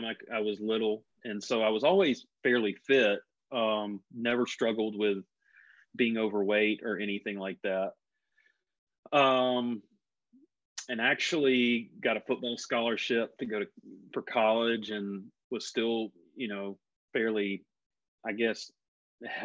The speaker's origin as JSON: {"language": "English", "region": "Mississippi", "country": "United States", "tie": "born or raised there", "moved": "yes", "lives_now": "North Carolina, United States", "said": "I grew up in Mississippi and came from a family of very blue collar"}